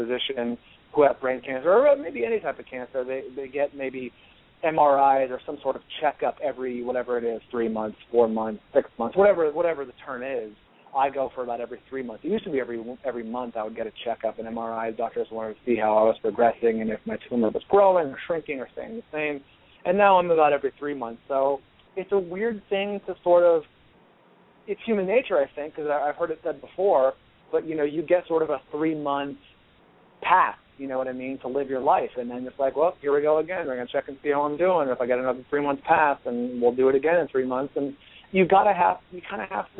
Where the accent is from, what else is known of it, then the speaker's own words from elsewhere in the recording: San Francisco Bay Area, California, United States; now in Los Angeles, United States; I'm from the Bay Area, the San Francisco Bay Area